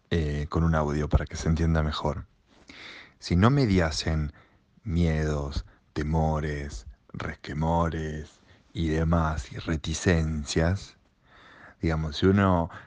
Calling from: Berazategui, Buenos Aires Province, Argentina; Hola, ¿qué tal? … de Verazategui y bueno, quería, este, porque escuché recién a la oyente que llamó

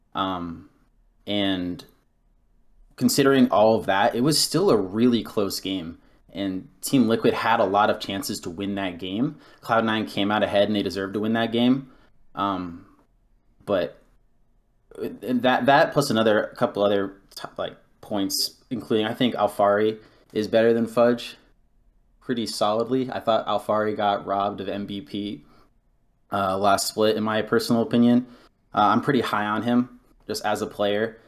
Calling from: Fairfax, Virginia, United States; I'm calling from Fairfax, Virginia

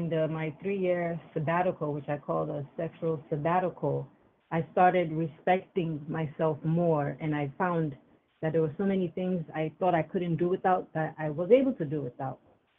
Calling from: New York, United States; I'm Hi. Calling from New York.

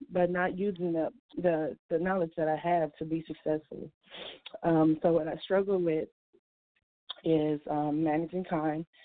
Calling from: Milwaukee, Wisconsin, United States; But I'm coming from Milwaukee, Wisconsin, and I just want to thank you for these calls

